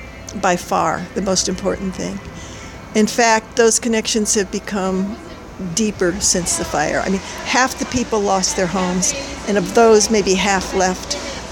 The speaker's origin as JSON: {"language": "English", "region": "Midwest", "country": "United States", "said": "in the winter I can fool myself that they're just winter trees because I came from the Midwest."}